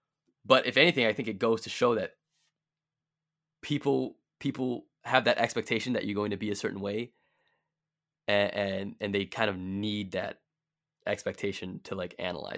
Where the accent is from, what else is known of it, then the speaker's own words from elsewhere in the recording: Delavan, Wisconsin, United States; Like, or think about like growing up in Delavan, right? We both did, right? Like, I think what, 2% of the city is black, maybe less.